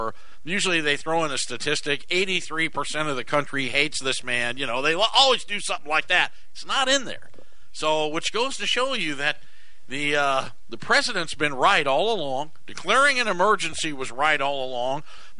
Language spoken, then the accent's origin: English; Arizona, United States; growing up in Arizona